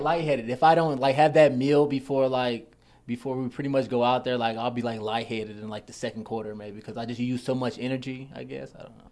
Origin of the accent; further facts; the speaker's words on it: Indianapolis, Indiana, United States; I'm from Indianapolis, Indiana.